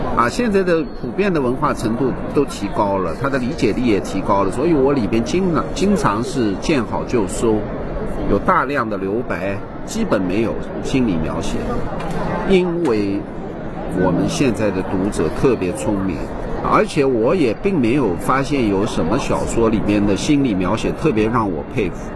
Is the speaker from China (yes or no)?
yes; China; 我们中国人和其他人不同的地方在哪里？我发现就是饭局